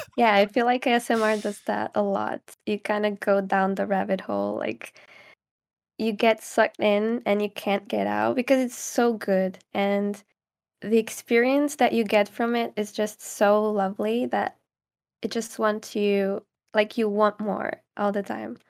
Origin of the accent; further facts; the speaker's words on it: Caldas da Rainha, Leiria District, Portugal; English is a second language; moved away as an adult; now in England, United Kingdom; I'm from Caldas da Rainha, which is like a, small city, kind of.